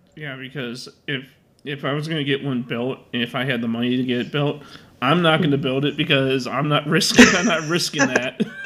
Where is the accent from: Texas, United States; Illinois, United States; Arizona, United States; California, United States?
Illinois, United States; Chicago; I've been living in Chicago my whole life